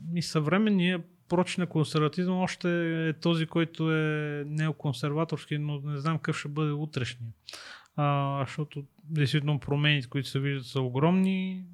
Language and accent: Bulgarian; Sofia, Sofia City, Bulgaria; Аз също съм от Хаджи Димитър, аз не съм от да. центъра на, на София